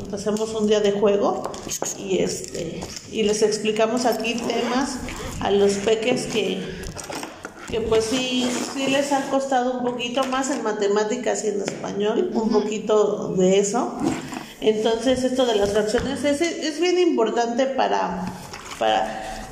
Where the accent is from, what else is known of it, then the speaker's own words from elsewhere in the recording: Hidalgo, Mexico; resistamos como buenos hidalguenses, mexicanos, hidalguenses y simapenses